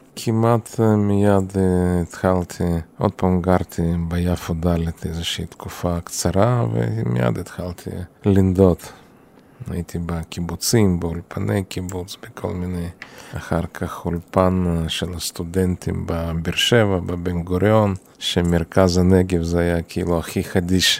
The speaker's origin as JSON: {"language": "Hebrew", "town": "Chisinau", "country": "Moldova", "tie": "born or raised there", "moved": "as an adult", "lives_now": "Israel", "said": "נולדתי בעיר קישינב, עיר ההריגה, והייתה שם אוכלוסייה יהודית יחסית גדולה"}